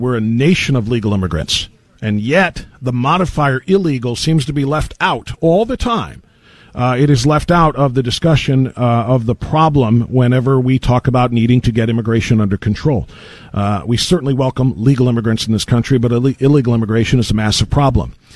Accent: Elyria, Ohio, United States; in my hometown of Elyria, Ohio

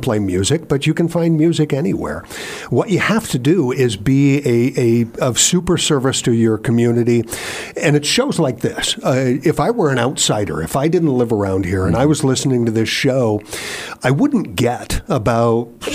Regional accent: Ohio, United States; moved away as an adult; also born or lived in Minnesota / Colorado / Oklahoma / North Carolina; now in Virginia, United States; I grew up in Ohio, but upon getting a career in radio, I have spent time in Minnesota and Colorado, Oklahoma, like I told you about, North Carolina

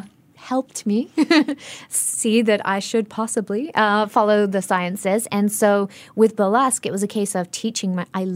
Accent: Singapore; accent: global citizen; I'm acutely aware of my global citizen accent problem, I'm from a really traditional Singaporean family, Indian Singaporean family

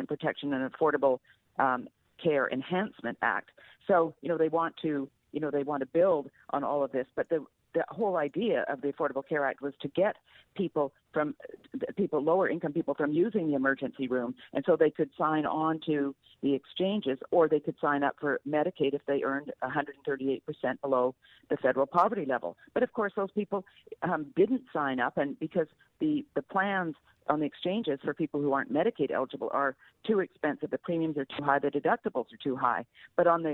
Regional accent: Canada; moved away as an adult; now in United States; I grew up in Canada under single payer, and I came to the U.S.

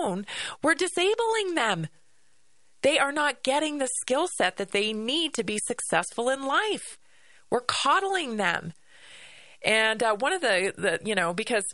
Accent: Vancouver Island, British Columbia, Canada; I grew up on Vancouver Island, and I was forest bathing every day to and from school

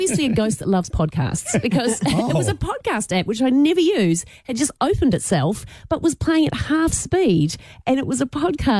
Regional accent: Christchurch, Canterbury, New Zealand; moved away; I'm from Christchurch, and I was there last year.

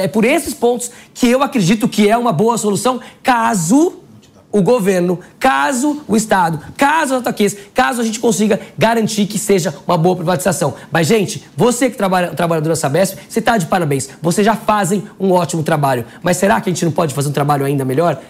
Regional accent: São Paulo, Brazil; eu sou paulista

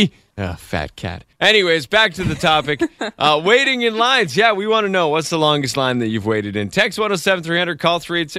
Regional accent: Ottawa, Ontario, Canada; I grew up in Ottawa

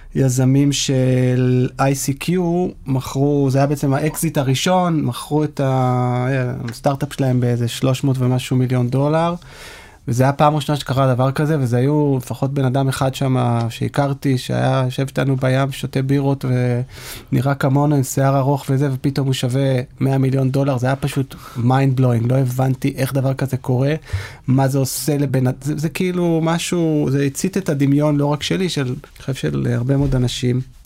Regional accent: Israel; כישראלים שגדלו לדור הסוציאליסטי

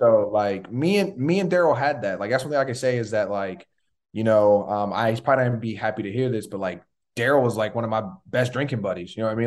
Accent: Tallahassee, Florida, United States; I was born in Tallahassee.

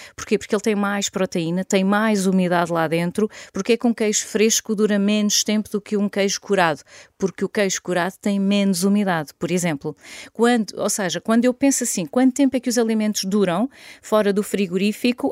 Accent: Caldas da Rainha, Leiria District, Portugal; also born or lived in Lisbon / Dubai; Sou filha de agricultores, nasci e vivo atualmente nas Caldas da Rainha

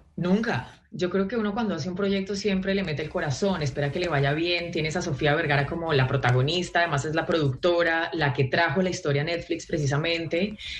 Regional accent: Colombia; moved away as an adult; now in Los Angeles, United States

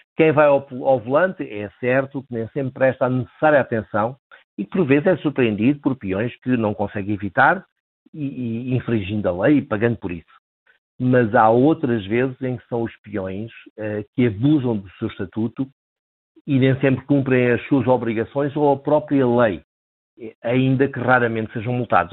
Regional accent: Beja, Alentejo, Portugal; moved away; eu sou natural de Beja

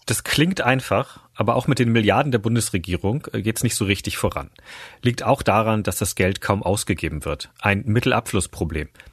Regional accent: Großhansdorf, Schleswig-Holstein, Germany; Großhansdorf, kurz vor Hamburg

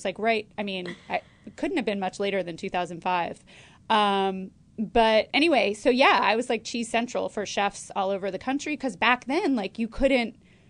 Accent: Connecticut, United States; moved away; also born or lived in Brooklyn, New York; I grew up in Connecticut

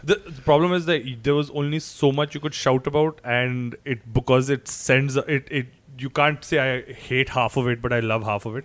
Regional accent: Chandigarh, India; I come from Chandigarh

